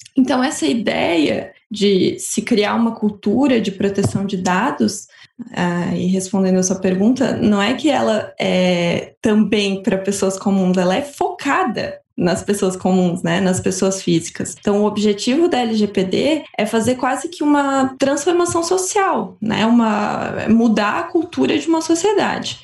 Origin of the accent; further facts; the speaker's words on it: Blumenau, Santa Catarina, Brazil; eu sou natural de Blumenau, Santa Catarina